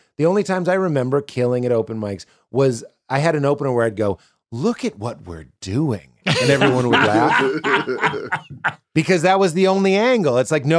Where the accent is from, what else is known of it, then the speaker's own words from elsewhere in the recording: Chicago, Illinois, United States; I'm from Chicago. I've been doing 3 years. I'm just looking for a home club.